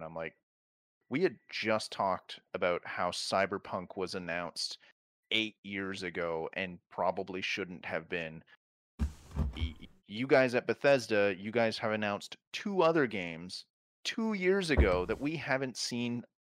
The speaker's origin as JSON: {"language": "English", "country": "Canada", "tie": "born or raised there", "said": "I grew up in Canada."}